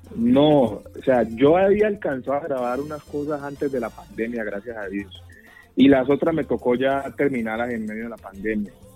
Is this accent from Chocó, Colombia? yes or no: yes; Quibdó, Chocó, Colombia; now in Medellín, Colombia; yo me fui a vivir a Quibdó.